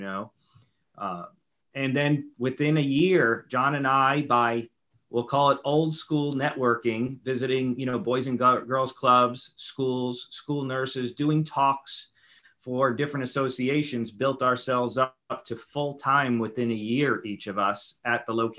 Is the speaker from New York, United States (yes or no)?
yes; New York City, New York, United States; moved away; growing up in New York City